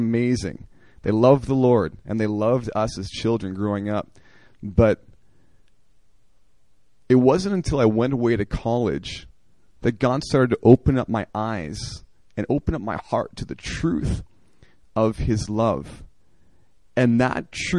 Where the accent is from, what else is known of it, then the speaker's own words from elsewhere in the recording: Oakbank, Manitoba, Canada; moved away; I grew up in a Christian family in Canada in a very rural area